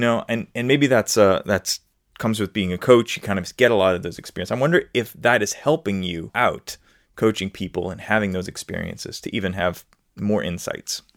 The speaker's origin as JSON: {"language": "English", "town": "New Orleans", "region": "Louisiana", "country": "United States", "said": "I'm in the United States, but I'm also from New Orleans, Louisiana, where there is a different way of talking"}